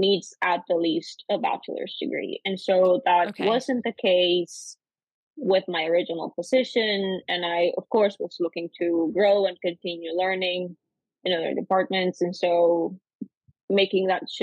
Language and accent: English; Costa Rica; moved away as an adult; also born or lived in North Carolina, United States; now in United States; I'm originally from Costa Rica, born and raised